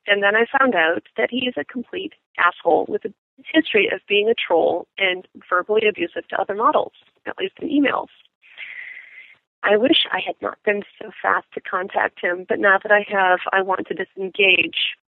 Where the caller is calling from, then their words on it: East Coast, United States; I'm calling from the East Coast.